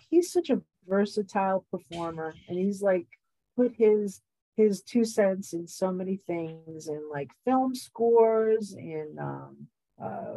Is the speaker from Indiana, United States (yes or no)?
no; New York, United States; being a New Yorker